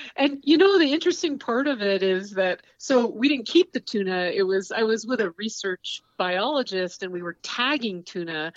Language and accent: English; Saranac Lake, New York, United States; I was born in the Adirondacks in upstate New York, and um, it's a really rural area and the mountains were my playground.